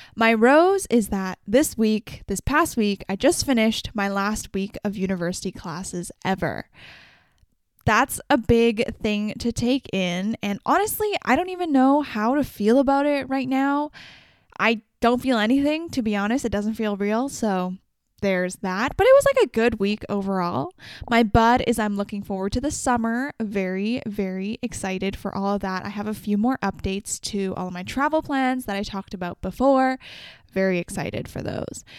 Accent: Vancouver, British Columbia, Canada; I'm from Vancouver, B C

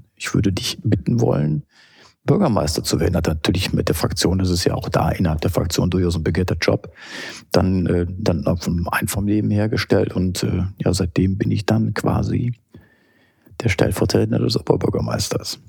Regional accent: Düsseldorf, North Rhine-Westphalia, Germany; ist Heimat natürlich

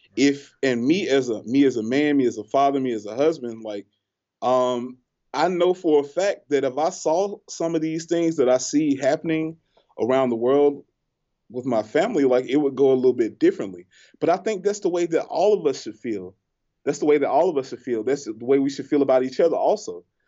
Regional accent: Selma, Alabama, United States; we're from Selma.

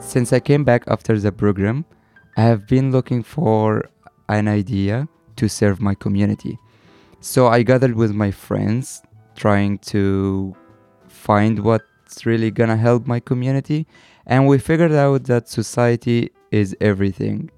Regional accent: Egypt; I'm from Egypt, 22 years old

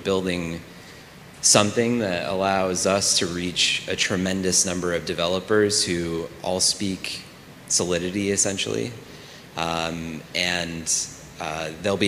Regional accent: New York City, New York, United States; I'm from the best city in the world, New York City.

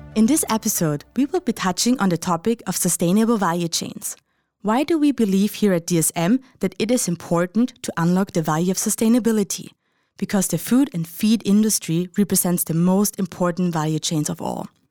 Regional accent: Austria; Heinz and I, we're both from Austria

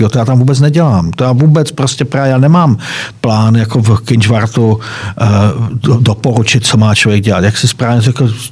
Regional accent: Moravia, Czechia; byť se, cítit, byť jsem Moravan, ale tam tu část, tady ty východní Moravy neznám.

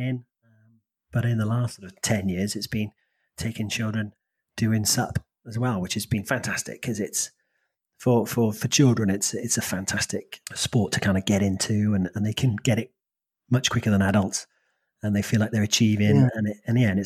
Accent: South Wales, United Kingdom; I was brought up in Wales, South Wales, back in the 80s, in my teens

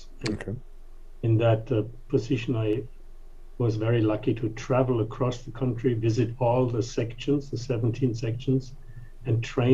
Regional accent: Germany; English is a second language; moved away as an adult; also born or lived in King of Prussia, Pennsylvania; now in United States; So, but I am from Germany. Moved here in 1985.

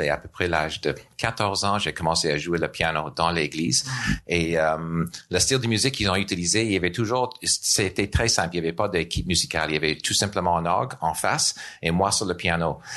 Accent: Nova Scotia, Canada; French is a second language; moved away as an adult; now in Montreal, Canada; je suis d'originaire de Nouvelle-Écosse

